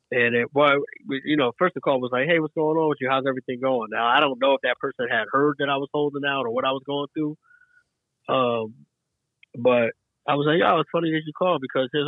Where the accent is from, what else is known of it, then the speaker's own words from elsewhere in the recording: East Coast, United States; Growing up, at least for me, growing up on the East Coast, I didn't know what the identity of Chicago was.